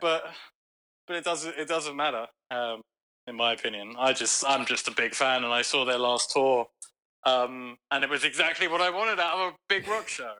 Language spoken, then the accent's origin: English; London, United Kingdom; now in United States; I grew up in London